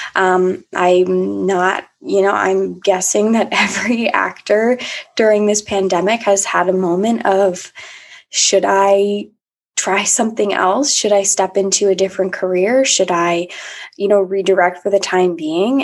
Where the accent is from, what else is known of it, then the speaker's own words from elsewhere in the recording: Annandale, Virginia, United States; moved away as an adult; also born or lived in Washington, D.C. / St. Petersburg, Florida; now in Richmond, United States; I'm from Annandale, Virginia, right now living in Richmond, Virginia